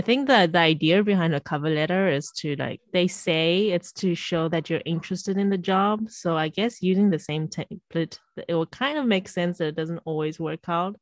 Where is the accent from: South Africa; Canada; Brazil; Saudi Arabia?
South Africa; now in Shanghai, China; I'm also currently now in Shanghai and I'm from South Africa. So in a way, I am a foreigner as well, even though my family is Shanghainese, Chinese